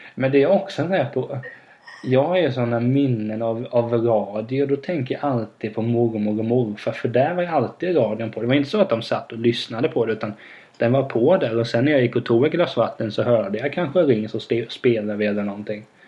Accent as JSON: {"language": "Swedish", "town": "Vena", "country": "Sweden", "moved": "yes", "said": "när man är i Vena då där jag kommer ifrån"}